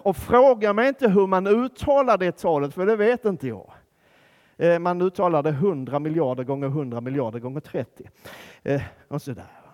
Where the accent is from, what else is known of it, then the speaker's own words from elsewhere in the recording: Skåne, Sweden; jag kommer från Skåne